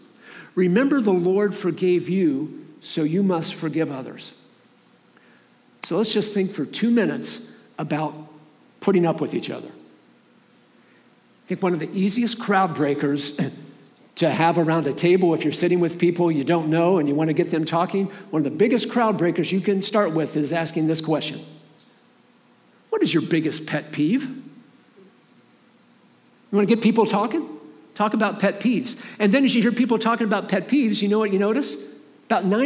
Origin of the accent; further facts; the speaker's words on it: Columbus, Ohio, United States; moved away as an adult; also born or lived in Michigan; I grew up in Columbus, Ohio. I moved to Michigan in 1991